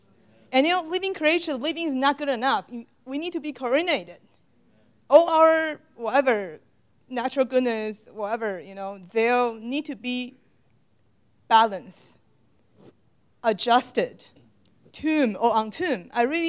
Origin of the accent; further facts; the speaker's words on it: Houston, Texas, United States; English is a second language; I'm from Houston. This semester, we have something new in the church in Houston.